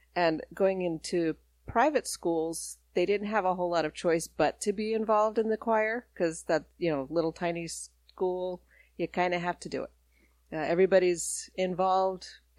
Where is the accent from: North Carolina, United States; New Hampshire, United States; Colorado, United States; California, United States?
Colorado, United States; Colorado Springs; born there; also born or lived in Denver, Colorado / Alabama; where I was born was Colorado Springs at the Air Force Base. And then I moved to Denver, Colorado, where my brother was born, and then learned to talk in Alabama